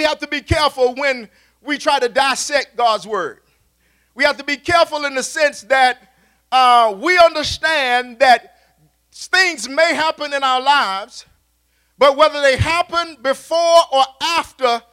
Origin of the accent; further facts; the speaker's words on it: Raleigh, North Carolina, United States; when I was coming up as a child, growing up around Roberts Park, the east side of Raleigh